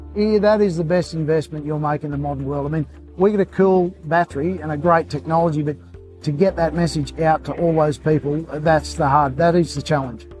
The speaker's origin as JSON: {"language": "English", "region": "Queensland", "country": "Australia", "said": "I'm a Queenslander"}